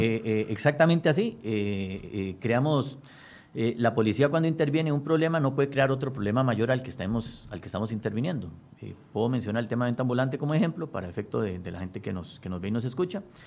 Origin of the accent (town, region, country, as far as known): Costa Rica